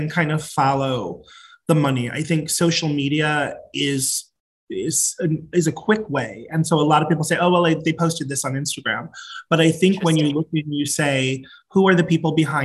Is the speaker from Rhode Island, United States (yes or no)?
yes; Providence, Rhode Island, United States; moved away as an adult; also born or lived in Atlanta / New York; I come from Providence, Rhode Island, smallest of the 50 states. Most people have never been there. I grew up in a really large, very loud, very Catholic family